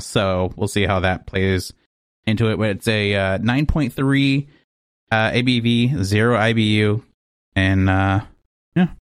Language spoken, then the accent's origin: English; Texas, United States; moved away; I'm from Texas